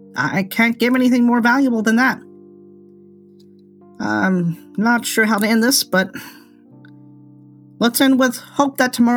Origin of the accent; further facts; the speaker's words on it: United States; As an American